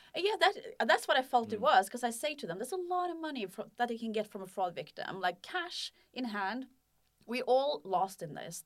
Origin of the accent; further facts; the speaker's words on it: Norway; I'm from Norway